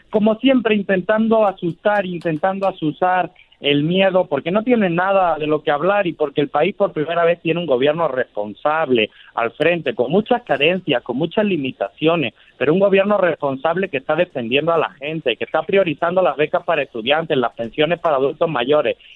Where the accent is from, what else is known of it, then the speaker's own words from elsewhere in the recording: Mexico; Yo soy mexicano.